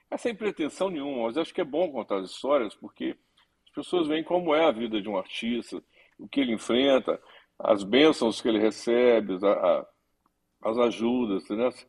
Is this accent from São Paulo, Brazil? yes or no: no; Belo Horizonte, Minas Gerais, Brazil; also born or lived in Rio de Janeiro; tenho saudades dos meus tempos do Rio, mas estou muito feliz aqui em Belo Horizonte também, que é minha terra, né? Voltei para cá nos últimos 15 para 20 anos, mas morei 26 anos no Rio